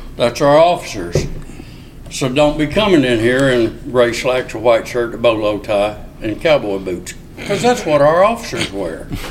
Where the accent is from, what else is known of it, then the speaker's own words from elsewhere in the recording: Arkansas, United States; moved away as an adult; also born or lived in Mobile, Alabama / Ketchikan, Alaska / Corpus Christi, Texas / Cincinnati, Ohio; I was raised in Arkansas